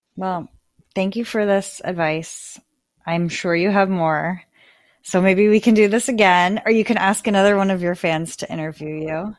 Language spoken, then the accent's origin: English; Midwest, United States; now in New York City, United States; I'm from the Midwest